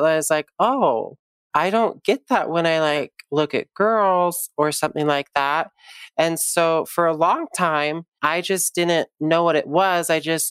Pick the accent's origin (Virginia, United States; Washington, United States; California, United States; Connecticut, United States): California, United States; San Diego; But she, like growing up in San Diego, you basically kind of just have to become gay friendly.